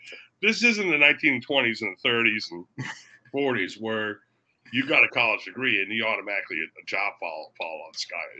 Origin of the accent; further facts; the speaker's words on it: Daytona Beach, Florida, United States; I grew up in Daytona Beach, Florida